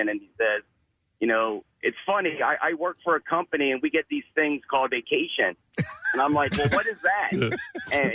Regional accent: Delaware, United States; I'm from Delaware

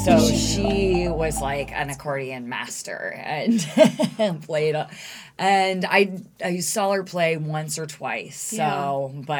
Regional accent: Plain City, Ohio, United States; I grew up in Plain City

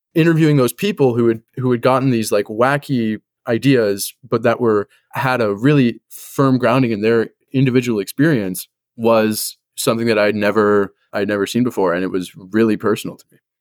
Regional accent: Los Angeles, California, United States; moved away as an adult; also born or lived in Northwest US; I was born and raised in Los Angeles, and now I go to school at a liberal arts college in the Northwest.

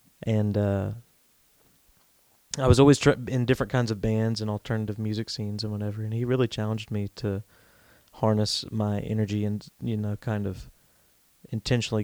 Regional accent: North Carolina, United States; I grew up here in North Carolina

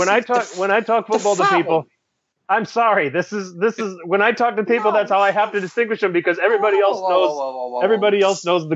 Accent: United States; as an American, I've got to represent an American.

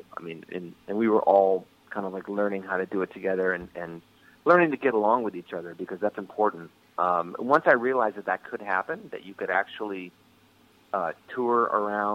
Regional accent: Rochester, New York, United States; I was born and raised in Rochester, New York, Western New York

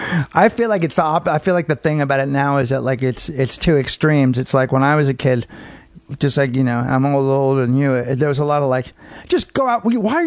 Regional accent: San Francisco, California, United States; also born or lived in Marin; San Francisco and Marin.

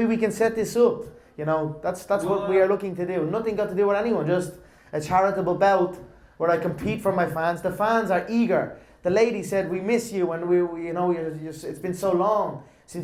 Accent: Leinster, Ireland; I've done this before in my hometown, but I've done it under boxing, in an amateur boxing event in my old boxing club, Crumlin Boxing Club.

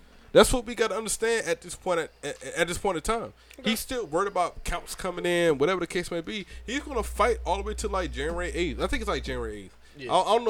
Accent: Brunswick, Georgia, United States; now in Hope Mills, United States; Okay, I'm from Brunswick, Georgia.

